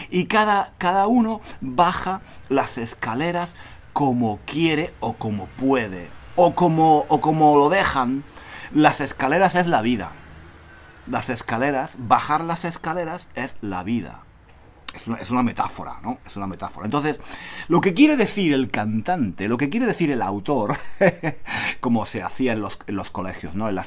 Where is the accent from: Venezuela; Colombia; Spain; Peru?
Spain; Yo aquí soy extranjero, soy español.